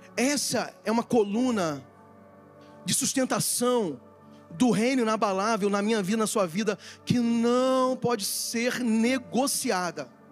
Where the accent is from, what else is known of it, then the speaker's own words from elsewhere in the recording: Brazil; Eu sou brasileiro